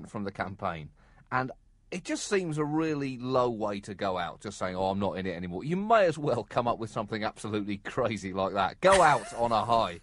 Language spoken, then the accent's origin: English; United Kingdom; as a British person